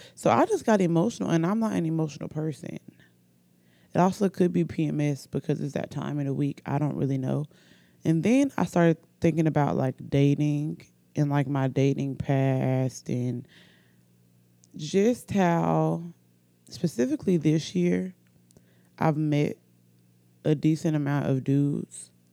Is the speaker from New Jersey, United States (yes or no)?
no; Oxford, Alabama, United States; accent: country; also born or lived in Norfolk, Virginia; I'm from Oxford, Alabama. I was born in Norfolk, Virginia, but I've been in Alabama most of my life. Um, I'm pretty sure I have a country accent.